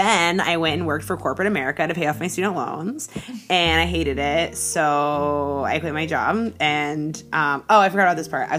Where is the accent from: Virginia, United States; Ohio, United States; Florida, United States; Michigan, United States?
Florida, United States; Stuart; moved away as an adult; also born or lived in Seattle, Washington; now in Los Angeles, United States; I live in LA. I'm from Seattle. I grew up in Florida. Basically, I grew up in both places.